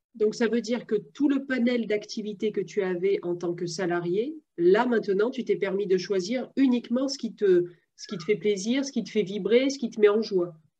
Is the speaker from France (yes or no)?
yes; France; je suis française